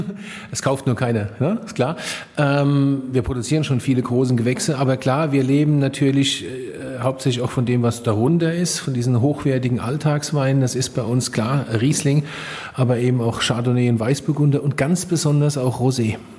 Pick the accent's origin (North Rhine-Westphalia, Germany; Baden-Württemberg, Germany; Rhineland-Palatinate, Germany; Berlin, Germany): Rhineland-Palatinate, Germany; also born or lived in Rheinhessen; dass ich gebürtiger Pelser bin, dass ich Pelser bin